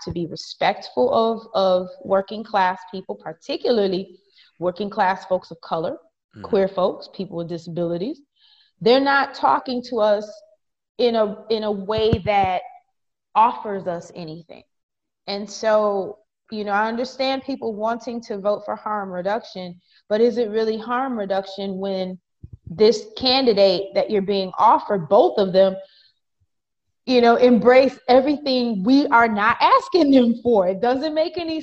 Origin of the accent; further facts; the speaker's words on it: Wisconsin, United States; I am from Wisconsin